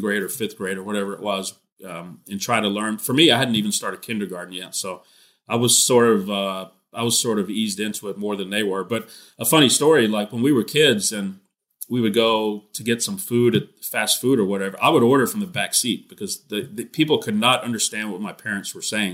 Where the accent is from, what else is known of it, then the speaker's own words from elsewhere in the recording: Texas, United States; I'm a Texan now." And so, uh, you know, I've been a, a Texan ever since